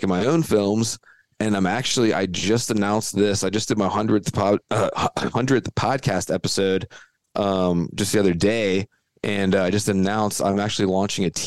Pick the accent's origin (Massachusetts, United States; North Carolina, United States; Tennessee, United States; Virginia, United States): Virginia, United States; I'm from Virginia